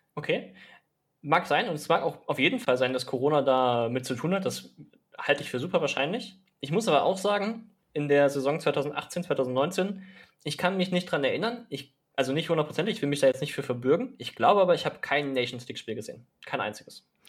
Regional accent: Germany; bei uns in Deutschland

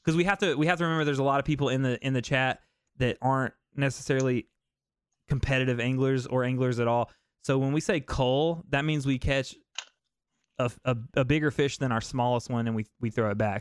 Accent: the South, United States; I'm from the South, man. I don't like the cold

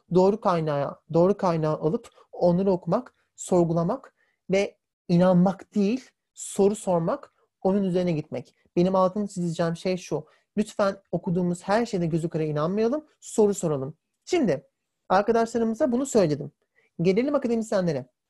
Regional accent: Turkey; Biz de hepimiz Türk'üz.

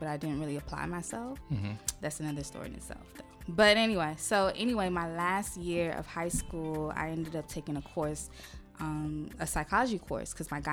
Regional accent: Laurel, Maryland, United States; also born or lived in Brooklyn, New York; I was born in New York, Brooklyn, New York. Grew up in the DMV area, specifically Laurel.

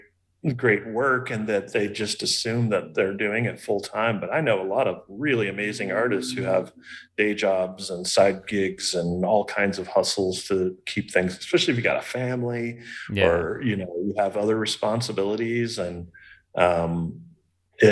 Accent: Kansas City, Missouri, United States; moved away as an adult; also born or lived in Los Angeles, California / Palm Springs, California / Sedona, Arizona / Austin, Texas; I grew up in Kansas City. I lived in LA for 10 years. Palm Springs for 4 years, Sedona, Arizona for 3 years, Austin, Texas for 5 years

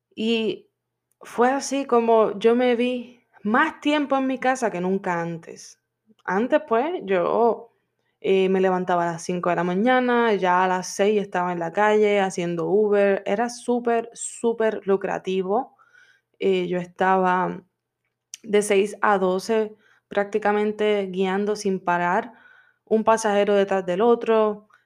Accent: Puerto Rico; now in Florida, United States; Yo soy de Puerto Rico y vivo en Florida

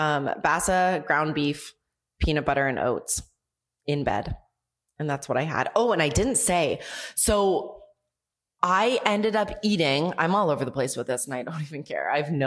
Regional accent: Canada; now in Mexico; from Mexico. I am not … from Canada.

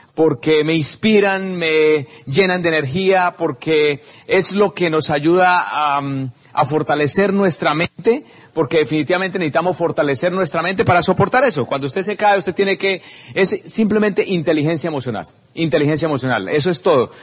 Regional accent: Simacota, Santander, Colombia; simacota, que es en mi pueblito donde nací, eh, es un pueblito que queda en Santander, cerca a Socorro

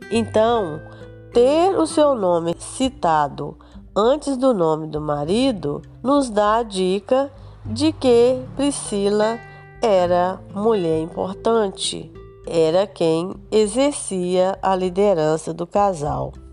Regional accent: Minas Gerais, Brazil; moved away as an adult; now in Espírito Santo, Brazil; nasci em Minas Gerais, mas vim para o Espírito Santo com 18 anos

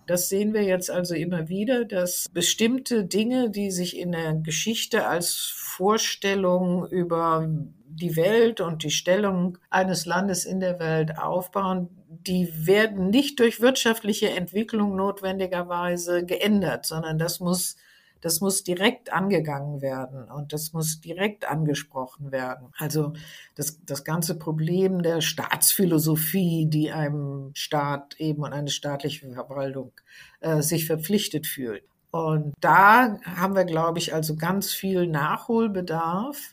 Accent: Germany; bei uns in Deutschland

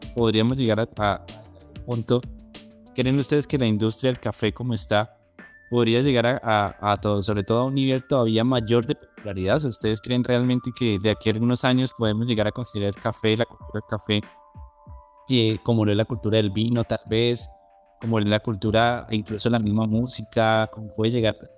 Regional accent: Colombia; somos nosotros todos los colombianos

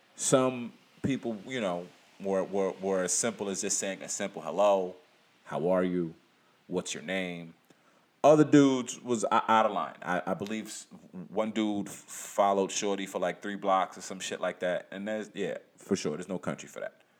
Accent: United States; As an American

